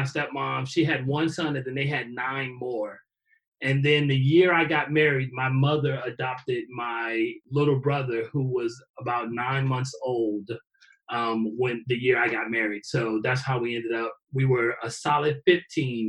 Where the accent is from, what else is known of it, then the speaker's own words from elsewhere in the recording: Chicago, Illinois, United States; I'm originally from Chicago, south side of Chicago, born and raised.